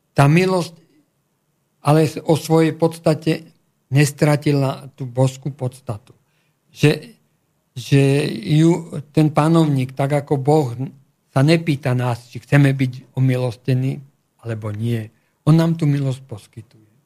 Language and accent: Slovak; Slovakia; ja som Slovák z Európy